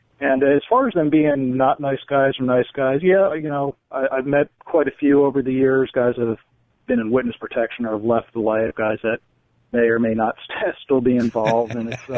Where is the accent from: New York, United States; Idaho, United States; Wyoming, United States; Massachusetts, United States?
New York, United States; I grew up outside New York City, so it was always on the news.